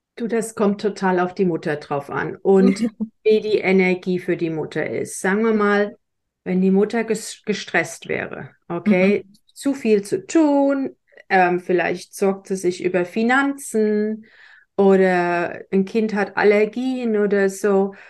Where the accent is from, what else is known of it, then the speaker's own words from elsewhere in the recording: Germany; ich bin in Deutschland groß geworden, katholisch